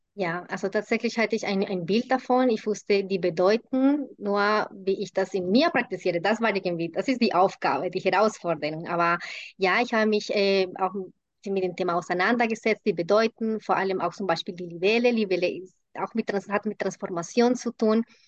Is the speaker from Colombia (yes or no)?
yes; Colombia; first language Spanish; German is a second language; moved away as an adult; now in Germany; Ich bin in Kolumbien geboren und lebe seit 20 Jahren in Deutschland